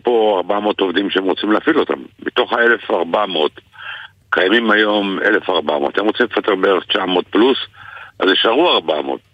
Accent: Israel; אנחנו גדלנו יחד באותה עיר

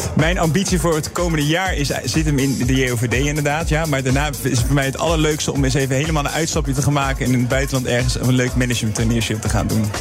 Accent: Netherlands; wij als Nederlanders

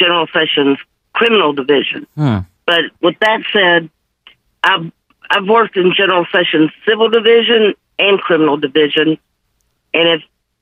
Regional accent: Memphis, Tennessee, United States; I'm born and raised in Memphis, been here my whole life

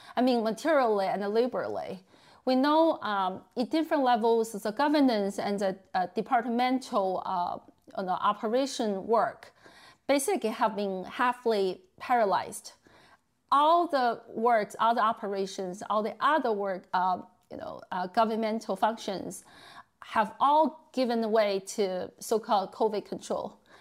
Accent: Beijing, China; moved away; in my hometown city, Beijing

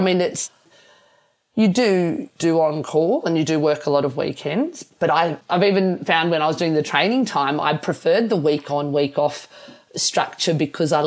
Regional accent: Armidale, New South Wales, Australia; We grew up in Armidale in northern New South Wales, and I was born in Armidale.

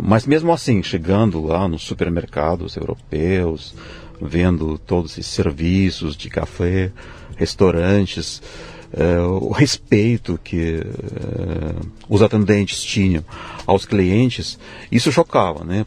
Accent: Tomsk, Tomsk Oblast, Russia; Portuguese is a second language; moved away as an adult; now in São Paulo, Brazil; Eu nasci na Rússia mesmo, na cidade que fica na Sibéria, se chama Tomsk

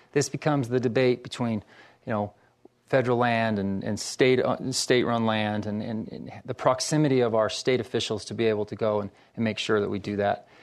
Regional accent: Ogden, Utah, United States; moved away as an adult; I'm from Ogden.

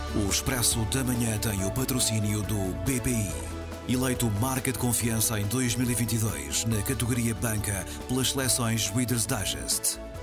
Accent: Rio de Janeiro, Brazil; now in Portugal; pelo sotaque já perceberam, eu não sou, não nasci cá em Portugal, nasci no outro lado do, do Atlântico, sou brasileiro, nasci no Rio de Janeiro

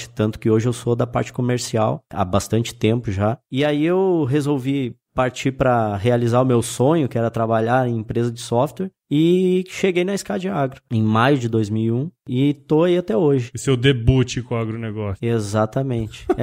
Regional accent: Rio Grande do Sul, Brazil; Sou do litoral do Rio Grande do Sul

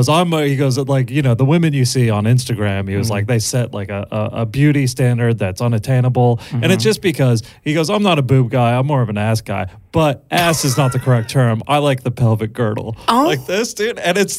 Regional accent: United States; now in Australia; I go, the States

